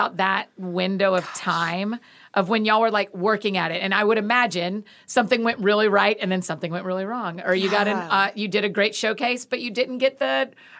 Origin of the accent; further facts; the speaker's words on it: Georgia, United States; I say crayons, but I'm also from Georgia.